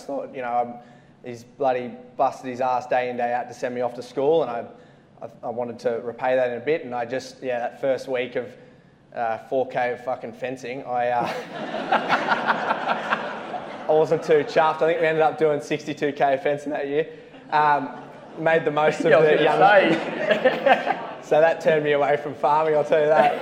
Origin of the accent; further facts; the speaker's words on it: Forbes, New South Wales, Australia; now in Sydney, Australia; I grew up in Forbes, central New South Wales, 60k west